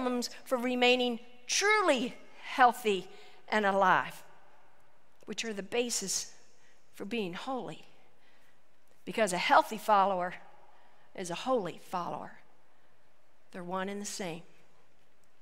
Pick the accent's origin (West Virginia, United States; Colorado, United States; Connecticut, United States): West Virginia, United States; a small town, West Virginia, my hometown